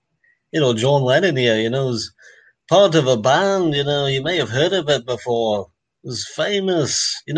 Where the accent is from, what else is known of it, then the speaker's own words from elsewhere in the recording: Minnesota, United States; I'm from Minnesota.